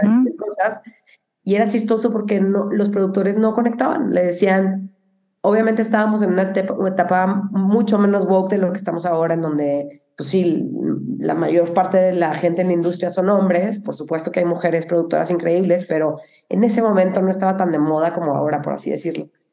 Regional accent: Cuauhtémoc, Chihuahua, Mexico; moved away; also born or lived in Monterrey; soy de Chihuahua.

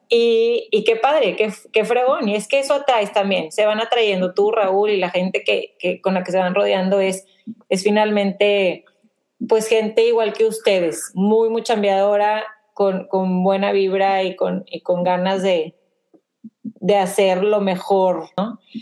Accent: Mexico; now in The Woodlands, United States; somos de México, pero vivimos en, Woodlands.

